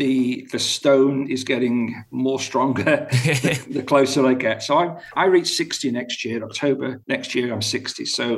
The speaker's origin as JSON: {"language": "English", "country": "United Kingdom", "lives_now": "Abu Dhabi, United Arab Emirates", "said": "in my home country of the UK, and here where I am at the moment in Abu Dhabi."}